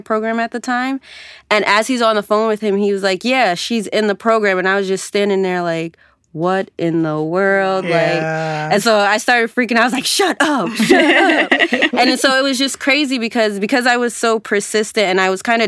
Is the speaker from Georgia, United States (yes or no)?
yes; Georgia, United States; moved away as an adult; at the time I was coming from Georgia, going to a school up north